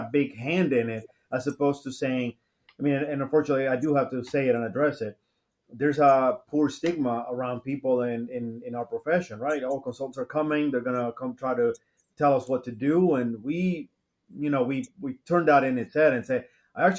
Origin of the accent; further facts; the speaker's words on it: Dominican Republic; moved away; back in home, I'm originally from the Dominican Republic